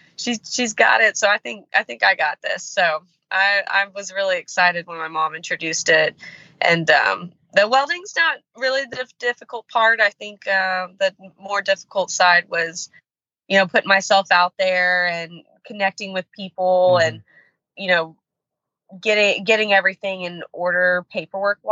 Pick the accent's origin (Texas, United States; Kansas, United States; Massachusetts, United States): Texas, United States; Houston; now in Iowa, United States; Texas, born and raised.